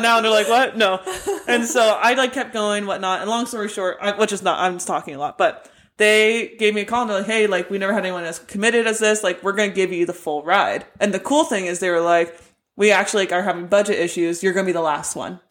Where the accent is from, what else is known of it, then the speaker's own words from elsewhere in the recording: United States; moved away as an adult; also born or lived in England; I'm the American player